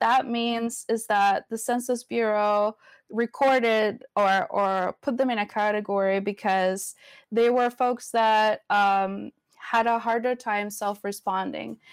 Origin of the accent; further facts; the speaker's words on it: Venezuela; first language Spanish; English is a second language; also born or lived in Florida; now in Portland, United States; I grew up in Venezuela